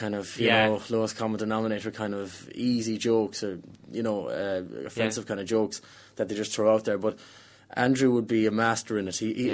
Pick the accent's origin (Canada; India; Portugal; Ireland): Ireland; I'm an Irish person that doesn't drink